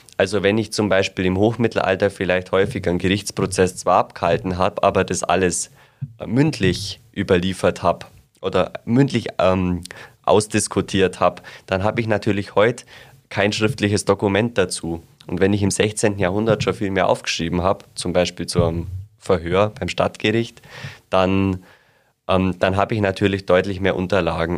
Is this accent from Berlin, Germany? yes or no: no; Asbach-Bäumenheim, Bavaria, Germany; ich komme aus Aschbach-Bäumenheim bei Donauwörth, also ungefähr 35 Kilometer nördlich äh, von Augsburg